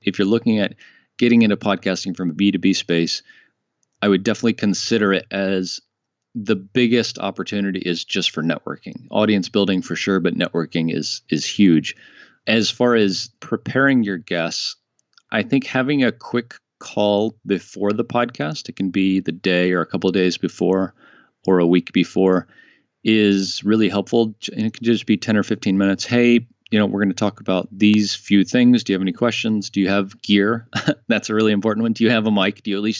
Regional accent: United States; moved away as an adult; now in France; Dave lives in Colorado and I live in France now. I'm American, but I've been living in France for the last 2 years.

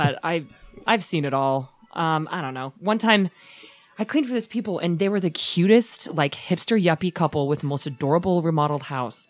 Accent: Utah, United States; also born or lived in Texas / California; We moved here when I was 6

